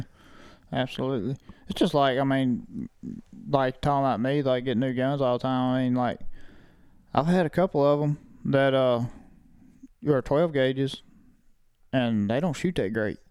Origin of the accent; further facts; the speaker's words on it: Lake, Mississippi, United States; my hometown of Lake Mississippi